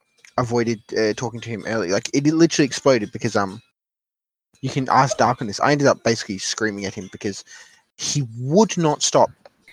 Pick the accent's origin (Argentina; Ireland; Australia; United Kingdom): Australia; you're Australian and I'm Australian